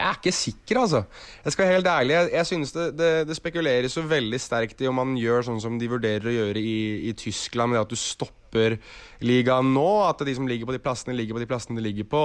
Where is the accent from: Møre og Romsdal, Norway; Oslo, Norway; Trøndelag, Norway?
Oslo, Norway; jeg er jo fra Oslo sentrum